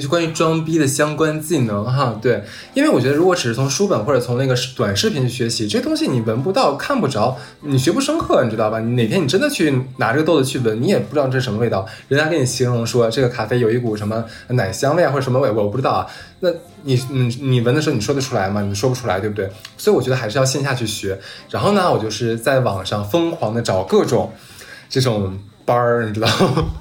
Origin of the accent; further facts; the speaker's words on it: Northeast China, China; moved away as an adult; now in Shanghai, China; 尤其是对于咱们东北人，我们基本上都不允许等同于，上海。等同于没有方言，我们说的方言，全国人民都能听得懂